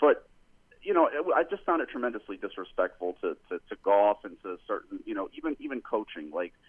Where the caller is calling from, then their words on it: Jersey City, New Jersey, United States; Hey, good afternoon, guys. … in Jersey City.